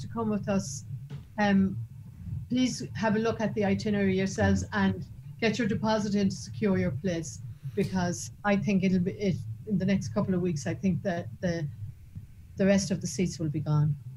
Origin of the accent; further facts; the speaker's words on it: Ireland; even as an Irish woman